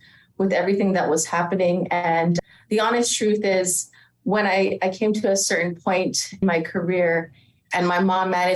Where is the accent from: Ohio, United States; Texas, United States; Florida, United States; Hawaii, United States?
Hawaii, United States; moved away; born and raised in Hawaii